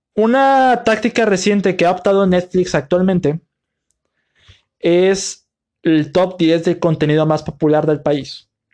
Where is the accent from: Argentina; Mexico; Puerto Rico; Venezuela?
Mexico; mi país, aquí en México